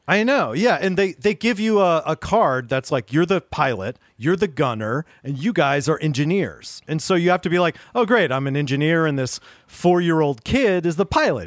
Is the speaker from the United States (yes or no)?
yes; Pittsburgh, Pennsylvania, United States; moved away; my hometown, Pittsburgh